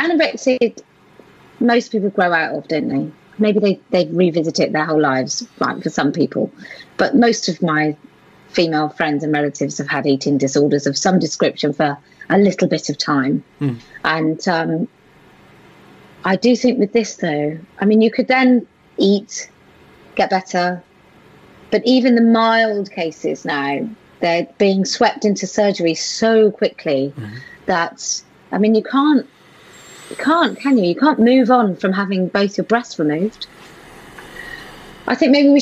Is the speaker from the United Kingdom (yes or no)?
yes; United Kingdom; in the UK